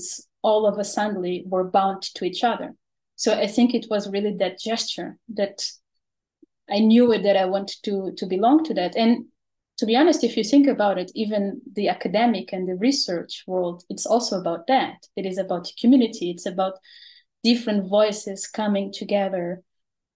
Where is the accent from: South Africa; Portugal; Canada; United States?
Portugal; now in Netherlands; I am originally from Portugal